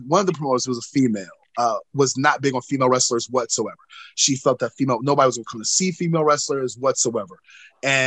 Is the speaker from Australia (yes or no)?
no; North Carolina, United States; my home state of North Carolina